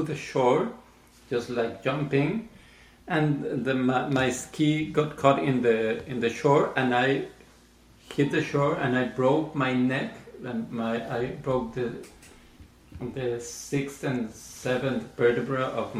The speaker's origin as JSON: {"language": "English", "region": "Mexico City", "country": "Mexico", "tie": "born or raised there", "said": "I grew up in Mexico. I was born in Mexico City"}